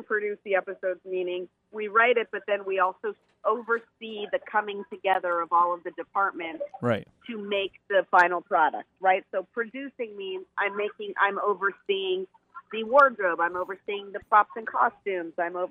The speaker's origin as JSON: {"language": "English", "town": "Beaverton", "region": "Oregon", "country": "United States", "tie": "born or raised there", "also_born_or_lived": "Portland, Oregon", "said": "I was born in Portland, but then we moved to Beaverton"}